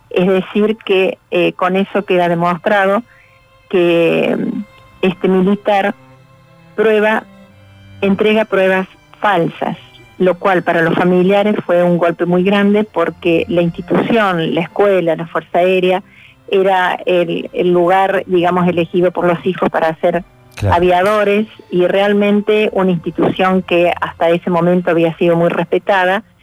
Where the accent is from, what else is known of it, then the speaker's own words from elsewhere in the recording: Montevideo, Uruguay; also born or lived in Córdoba, Argentina; mi mamá era uruguaya, entonces nosotros ya eh, a los 20 días ya nosotros nos fuimos de Córdoba a Montevideo, donde estaban este, mis abuelos, mis tías